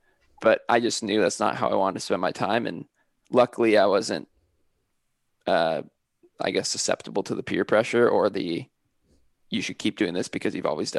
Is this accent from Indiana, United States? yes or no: no; California, United States; because I moved from Northern California and I went to college by myself, I didn't know anyone there.